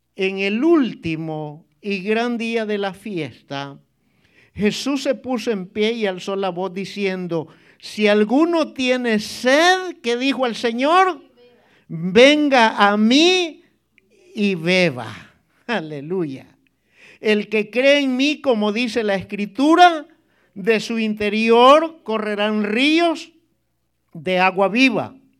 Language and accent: Spanish; El Salvador; moved away; en mi país había un, un club en la playa, hermano, un club este, de socios, se llamaba Salinitas